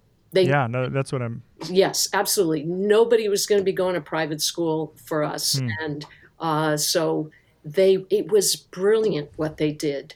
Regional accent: outside of Cleveland, Ohio, United States; I grew up in Ohio, outside of Cleveland, out in the countryside

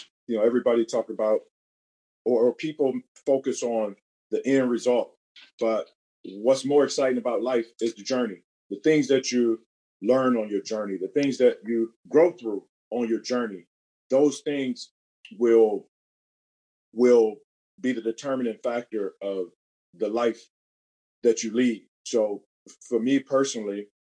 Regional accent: Cleveland, Ohio, United States; Born and raised in Cleveland, Ohio

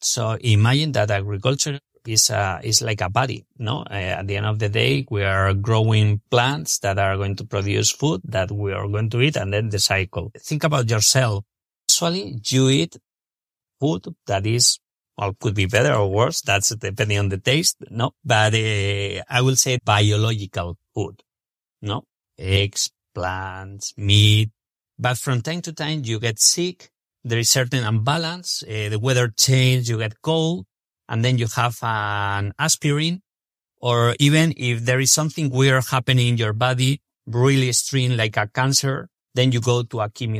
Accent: Spain; English is a second language; moved away as an adult; now in United States; Alberto Acedo, my co-founder and myself, we're originally from Spain and we decided to move to the States

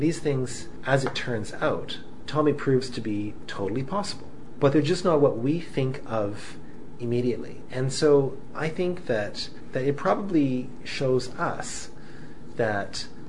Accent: Canada; both as a Canadian and as a practicing physician

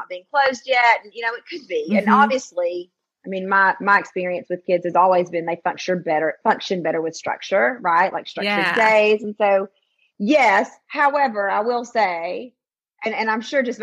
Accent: the South, United States; moved away as an adult; I grew up in the South

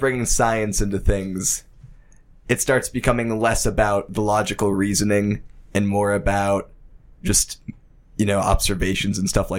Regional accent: Penn Hills, Pennsylvania, United States

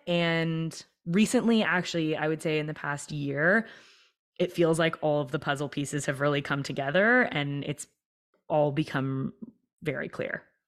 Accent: Toronto, Ontario, Canada; I was born and raised in Toronto

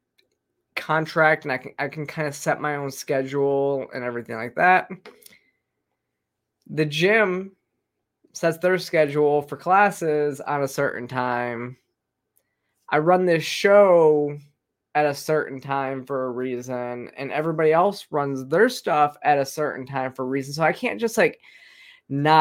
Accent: the Northern U.S., United States; now in Georgia, United States; growing up in the North, even in the Northern U.S.

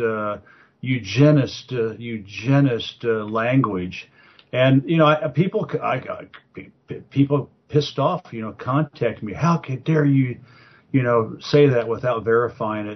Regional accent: United States; I'm just an American businessman who happens to speak Arabic

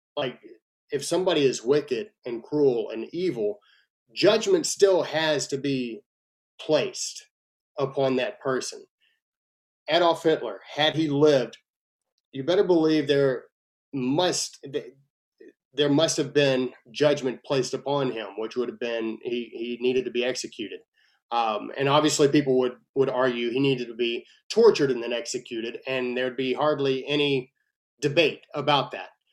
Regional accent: Texas, United States; I'm a Texan first and then I'm an American

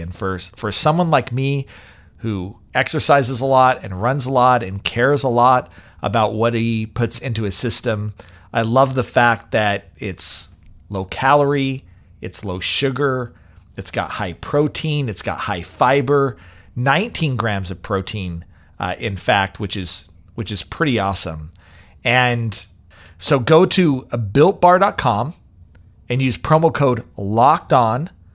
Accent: Raytown, Missouri, United States; also born or lived in Lee's Summit, Missouri; I was actually from Raytown, which is right next, right next door.

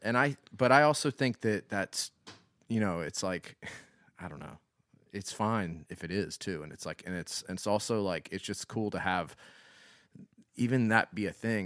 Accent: Florence, South Carolina, United States; I didn't grow up in Columbia. I didn't grow up in one of the th, three, you know, major cities. I grew up in Florence

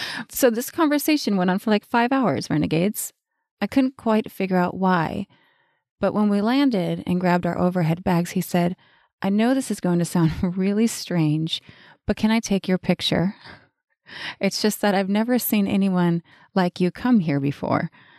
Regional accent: North Dakota, United States; born there; also born or lived in Arizona / Colorado / Montana / New Mexico; now in Austin, United States; I was born in North Dakota, but I lived in Arizona, Colorado, Montana, New Mexico, back to Colorado, back to New Mexico, back to Arizona, back to Colorado, then back to New Mexico, then Washington, then Hawaii.

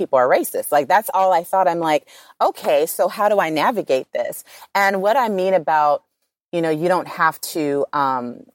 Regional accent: Los Angeles, California, United States; I come from South Central

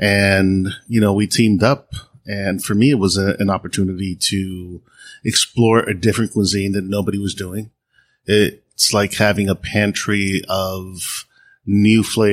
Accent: Dominican Republic; now in New York, United States; In Dominican Republic, we eat chivo guisao.

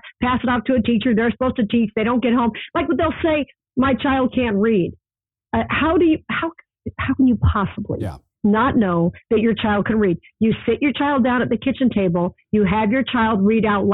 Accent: Las Vegas, Nevada, United States; as a child growing up in Vegas

